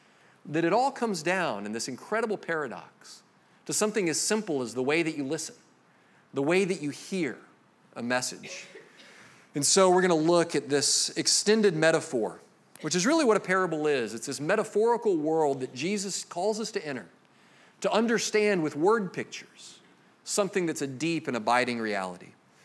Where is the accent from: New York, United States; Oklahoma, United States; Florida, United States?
Florida, United States; Jacksonville; I grew up here in Jacksonville.